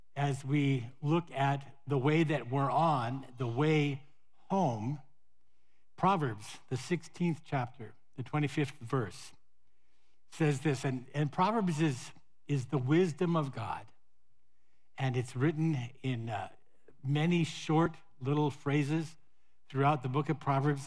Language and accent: English; Montana, United States; moved away; my hometown in Montana